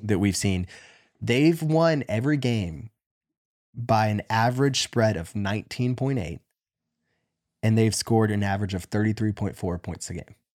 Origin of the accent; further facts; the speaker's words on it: near Raleigh, North Carolina, United States; I grew up close to them